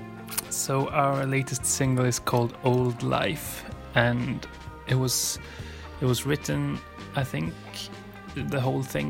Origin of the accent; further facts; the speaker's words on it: Northern Norway, Norway; English is a second language; moved away as an adult; now in Stockholm, Sweden; I moved from my hometown, a tiny town in the north of Norway.